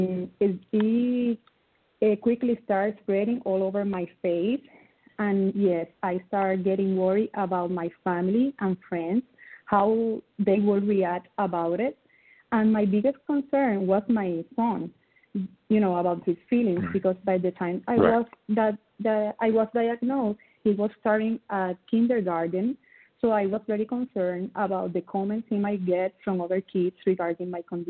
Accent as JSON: {"language": "English", "town": "Ponce", "country": "Puerto Rico", "first_language": "Spanish", "second_language": "English", "said": "I'm from Puerto Rico. Puerto Rico is a little island in the Caribbean Sea. My first language is Spanish"}